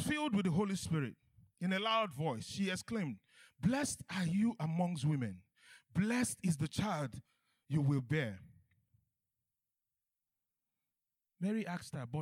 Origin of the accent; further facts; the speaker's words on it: Nigeria; I'm Nigerian